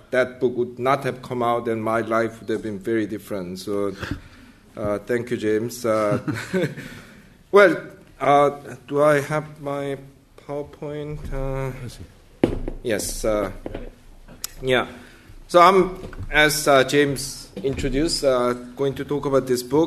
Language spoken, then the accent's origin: English; South Korea; moved away as an adult; I grew up in South Korea in the early went to university in South Korea in the early 1980s